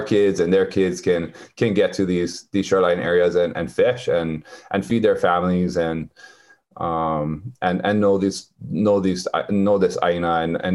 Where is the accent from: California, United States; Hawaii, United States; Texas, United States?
Hawaii, United States; Waimea; moved away as an adult; now in Pepeekeo, United States; I'm from Waimea, but we moved here and built our house here.